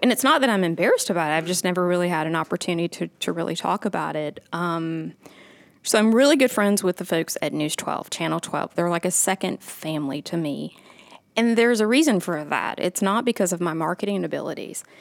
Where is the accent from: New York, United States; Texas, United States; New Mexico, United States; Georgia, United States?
Georgia, United States; Augusta; also born or lived in Jesup, Georgia / Aiken, South Carolina / Atlanta, Georgia; I'm originally from Augusta. I was born here, and then my family moved down to a little town called Jessup, Georgia